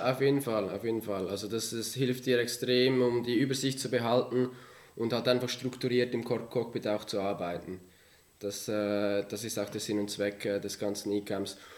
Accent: Villmergen, Aargau, Switzerland; ich komme ursprünglich aus dem Kanton Aargau in einem kleinen äh, Dorf namens Vilmergen aufgewachsen

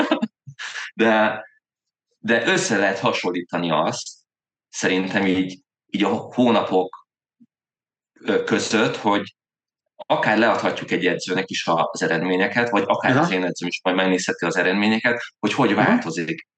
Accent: Veszprém, Veszprém County, Hungary; also born or lived in Zirc; én effektív Veszprémi vagyok, uh-huh. a, ott uh, Zircen születem Veszprémi srác vagyok

